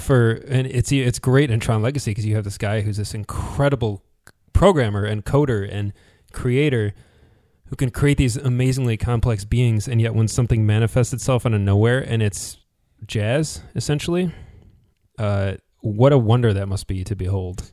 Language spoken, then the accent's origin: English; United States; as an American